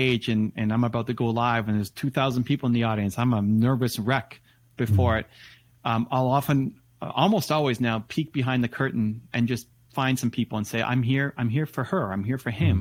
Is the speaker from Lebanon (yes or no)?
no; Toronto, Ontario, Canada; Toronto Blue Jays, my hometown team